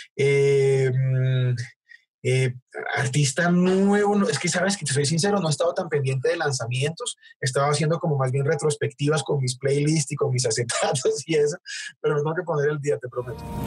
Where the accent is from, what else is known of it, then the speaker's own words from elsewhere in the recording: Bogotá, Colombia; somos bogotanos los dos